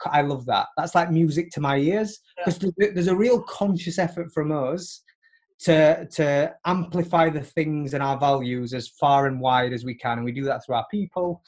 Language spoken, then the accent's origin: English; Barnsley, Yorkshire and the Humber, United Kingdom; moved away as an adult; now in New York, United States; I live in New York now, but, like, I grew up in Barnsley